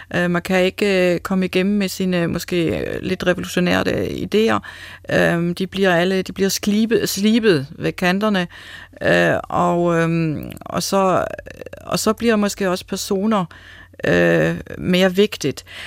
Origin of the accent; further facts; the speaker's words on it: Germany; accent: German; Danish is a second language; moved away as an adult; now in Denmark; man kan tydeligt høre, jeg er tysker. Så jeg har en erfaring fra Tyskland, og, men jeg har nu også en erfaring, har været i Danmark i næsten 20 år.